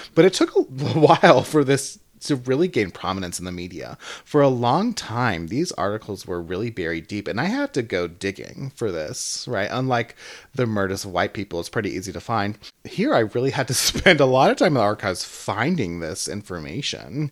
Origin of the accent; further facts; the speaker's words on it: the South, United States; now in Atlanta, United States; I am from the South